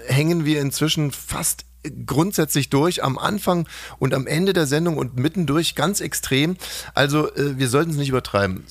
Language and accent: German; Ammersee, Bavaria, Germany; in meiner Heimat war, am Ammersee